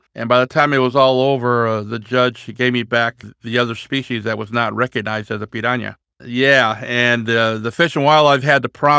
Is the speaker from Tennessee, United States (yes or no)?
no; California, United States; now in Roseburg, United States; Okay, well, I'm from Roseburg, Oregon, and I was originally from California. And when I moved up to Roseburg in 1992, I carried a couple piranhas with me that I kept as pets.